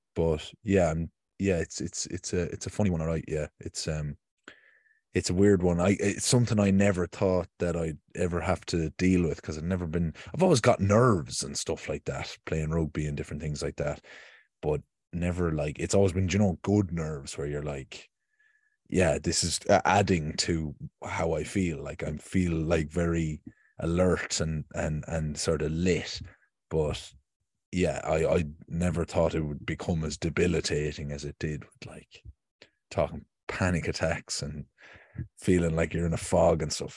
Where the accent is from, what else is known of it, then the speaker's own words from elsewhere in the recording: Ireland; as another Irish male